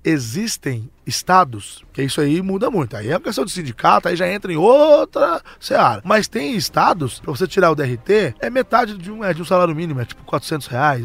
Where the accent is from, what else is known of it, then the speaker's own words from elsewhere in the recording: Minas Gerais, Brazil; Eu sou de Minas Gerais